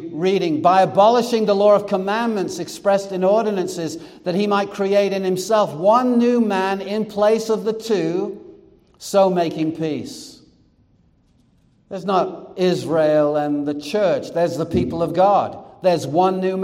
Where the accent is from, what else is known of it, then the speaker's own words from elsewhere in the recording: England, United Kingdom; now in United States; I was born in England and became a U.S. citizen. I was England by birth and America by choice